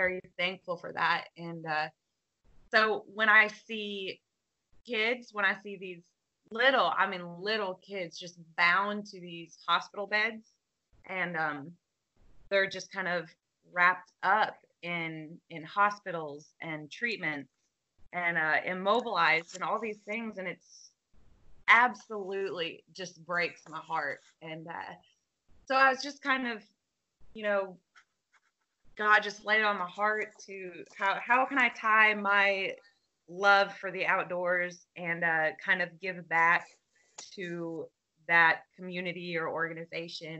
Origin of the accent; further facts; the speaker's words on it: South Florida, United States; I'm from South Florida. I was born and raised here